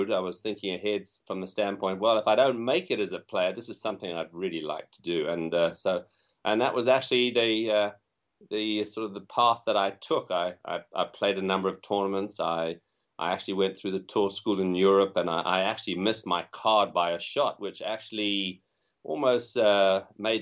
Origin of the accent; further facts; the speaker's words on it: Zimbabwe; moved away; also born or lived in England / Southern Africa; I'm from England originally, probably can tell by my accent, but I grew up in Africa and spent time in a country which is now known as Zimbabwe